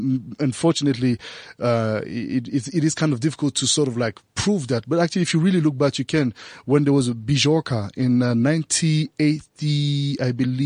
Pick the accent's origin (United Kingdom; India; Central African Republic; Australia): Central African Republic; Bangui; moved away as an adult; I was born in Central African Republic in Bangui, raised there until I was 18